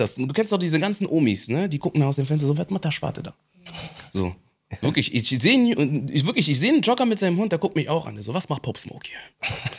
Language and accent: German; Bonn, North Rhine-Westphalia, Germany; ich bin in Bonn aufgewachsen